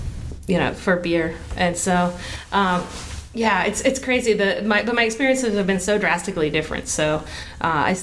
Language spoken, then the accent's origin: English; Southern Georgia, United States; moved away as an adult; also born or lived in Washington, D.C.; now in Baltimore, United States; I was born and raised in Southern Georgia, and then I lived in Washington, D.C. for about a decade